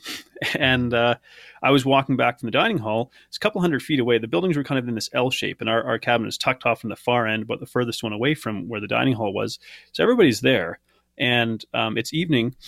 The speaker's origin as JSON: {"language": "English", "country": "Canada", "tie": "born or raised there", "said": "I, I grew up in Canada"}